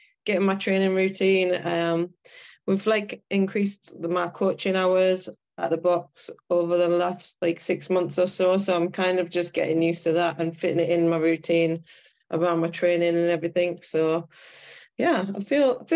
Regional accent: County Durham, North East England, United Kingdom; moved away as an adult; I live up north now. So I'm originally from County Durham

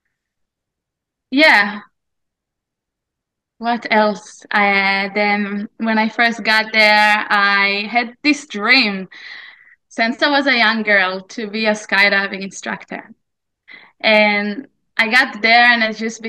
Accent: Israel; moved away as an adult; also born or lived in New Zealand / Australia; I was born in Israel 34 years ago, and I was here growing up in this land called Israel and everything that that means, until I was 21

